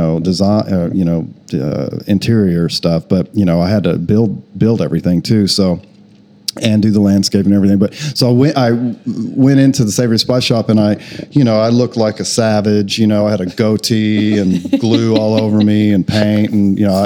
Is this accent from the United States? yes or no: yes; Oklahoma, United States; moved away as an adult; also born or lived in Austin, Texas; I'm from Oklahoma, but I lived in Austin for about 13 years